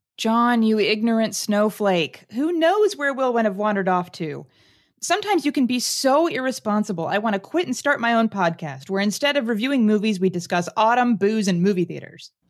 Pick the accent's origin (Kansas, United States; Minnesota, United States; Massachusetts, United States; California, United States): Kansas, United States; Lawrence; my hometown is actually Lawrence, Kansas